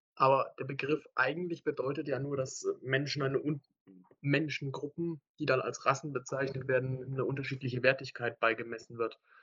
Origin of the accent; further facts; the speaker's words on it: Baden-Württemberg, Germany; ich komme aus Baden-Württemberg, mache hier mein Abi